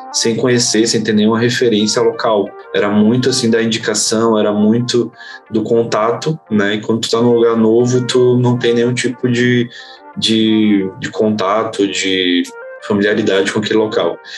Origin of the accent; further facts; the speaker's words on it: Bahia, Brazil; morei em alguns estados diferentes